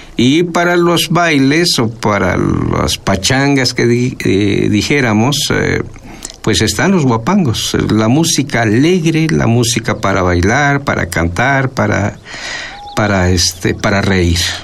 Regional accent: Huasteca, Veracruz, Mexico; first language Nahuatl; Spanish is a second language; moved away as an adult; also born or lived in Chicontepec, Veracruz; now in Xalapa, Mexico; yo soy originario de la Huasteca veracruzana

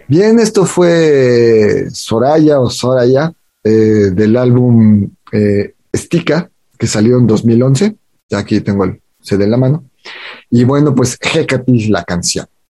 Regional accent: Mexico; identidad como mexicanos

